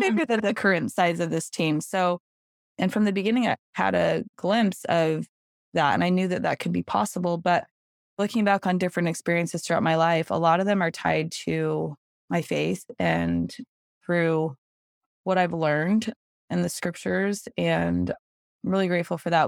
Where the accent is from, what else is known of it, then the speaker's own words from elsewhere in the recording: Salt Lake City, Utah, United States; moved away as an adult; now in Greenville, United States; I live in Greenville, South Carolina now, but I was actually born and raised in Salt Lake City, Utah